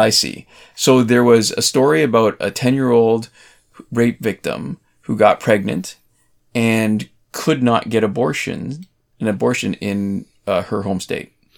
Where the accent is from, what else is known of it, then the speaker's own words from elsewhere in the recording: Canada; I'm Canadian